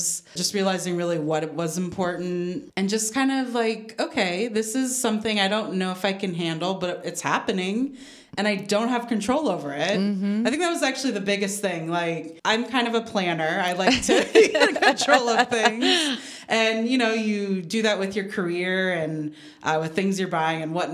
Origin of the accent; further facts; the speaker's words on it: Los Angeles, California, United States; also born or lived in Angwin, California; now in Napa Valley, United States; I'm from Los Angeles